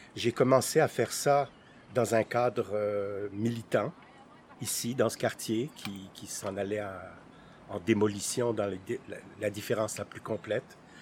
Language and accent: French; Jura, Bourgogne-Franche-Comté, France; now in Montreal, Canada; je suis né dans le Jura, en France